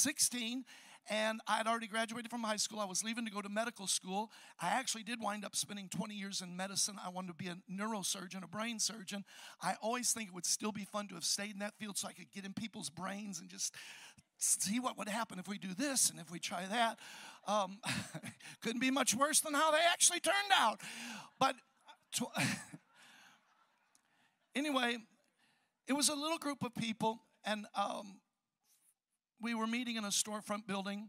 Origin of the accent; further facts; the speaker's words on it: Chicago, Illinois, United States; I'm from Chicago, the south side, where you hear about all the homicide and everything going down